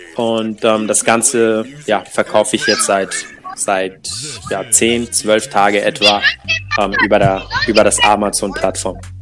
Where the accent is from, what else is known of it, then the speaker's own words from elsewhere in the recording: Togo; now in Cologne, Germany; ich bin selber schwarz, bin in Togo geboren